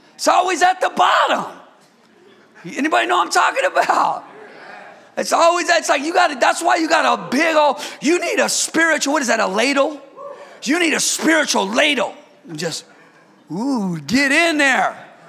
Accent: Bay Area, California, United States; moved away as an adult; I'm from the Bay Area

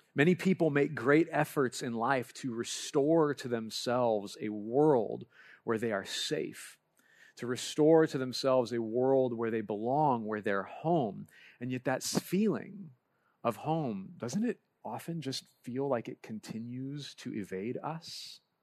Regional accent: Lompoc, California, United States; moved away; I grew up in Lompoc, California, and as much as I don't like to claim it, my home is Lompoc

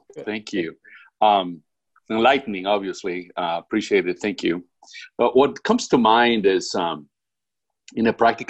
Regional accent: California, United States; now in South Carolina, United States; like I came from California, I now live in South Carolina, but I always thought California, they, you know, kind of had some progressive ideas.

